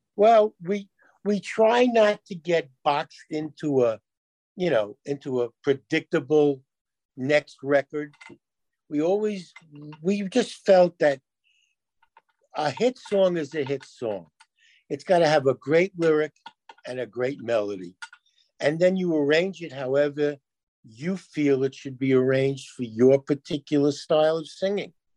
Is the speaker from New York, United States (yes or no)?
yes; New York City, New York, United States; we grew up in New York where you heard there were a million radio stations